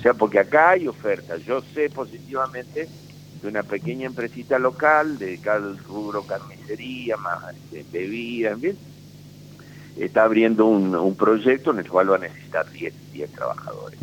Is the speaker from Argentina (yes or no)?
yes; Paraná, Entre Ríos, Argentina; somos vecinos de Paraná